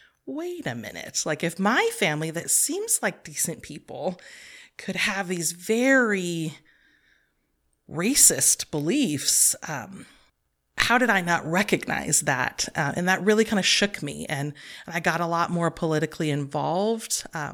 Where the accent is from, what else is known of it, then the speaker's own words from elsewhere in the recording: Manteca, California, United States; I grew up in Manteca. I lived there until I left for college, and where I attended UC Santa Cruz. But yeah, I grew up in Manteca with a single parent for most of my early childhood years.